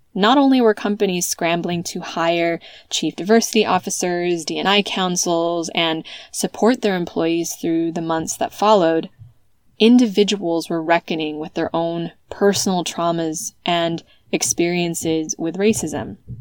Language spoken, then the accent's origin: English; United States; moved away as an adult; also born or lived in California; now in Spain; an American who has lived in Europe since 2010